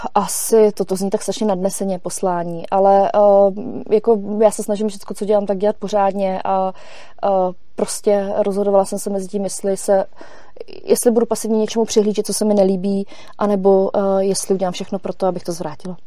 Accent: Czechia; moved away as an adult; also born or lived in Germany / Frankfurt; jsem se vrátila z Německa zpátky do Čech

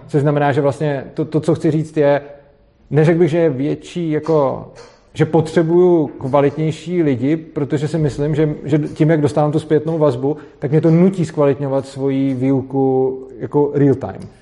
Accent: Prague, Czechia; já jsem z Prahy, ale učím v Brně

